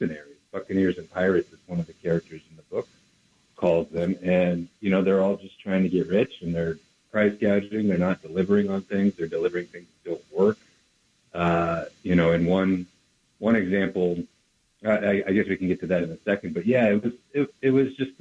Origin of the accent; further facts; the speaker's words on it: United States; as an American